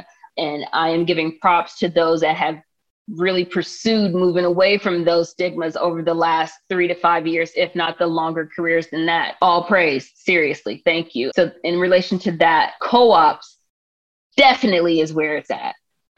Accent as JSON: {"language": "English", "town": "Palmdale", "region": "California", "country": "United States", "tie": "born or raised there", "said": "And I did take him to one protest that was dear to me in my hometown of Palmdale, but I couldn't take him to all the ones out here in LA."}